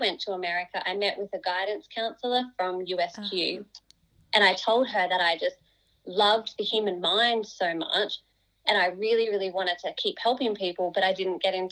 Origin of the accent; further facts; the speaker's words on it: Toowoomba, Queensland, Australia; I was born and raised in Toowoomba. So I went to primary school and high school here.